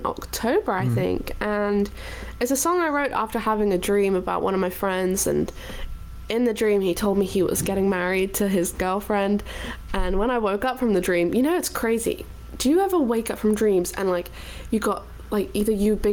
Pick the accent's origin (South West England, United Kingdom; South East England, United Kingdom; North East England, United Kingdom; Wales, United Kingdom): Wales, United Kingdom; also born or lived in South of England; I'm actually from Wales. So all of my family are from Wales, so I never want anyone to say I'm English